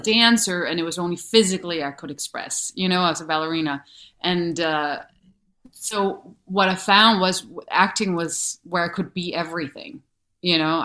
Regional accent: Denmark; accent: thick accent; English is a second language; moved away as an adult; also born or lived in New York; from Denmark

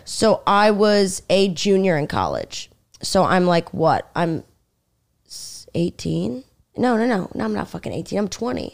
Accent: Stony Brook, New York, United States; moved away as an adult; also born or lived in Washington, D.C. / Michigan; now in New York City, United States; I'm from Long Island

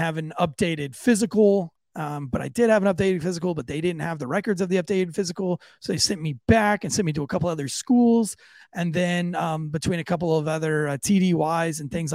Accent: Florida, United States; I am from Florida. Yes, I am from Florida.

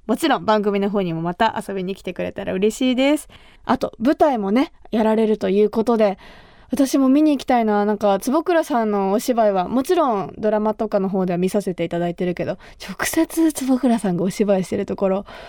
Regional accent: Kumamoto, Japan; 私が生まれ育った熊本

